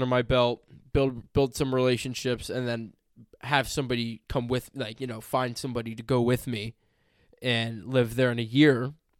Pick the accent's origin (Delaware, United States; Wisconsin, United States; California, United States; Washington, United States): California, United States; Growing up in California